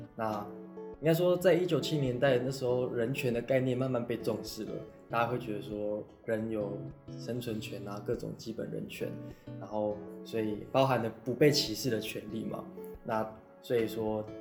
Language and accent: Chinese; Taipei, Taiwan; 我从小，我出生在台北，从小到大都在，反正就是在台北长大啦，从出生到现在念研究所都没有离开过台北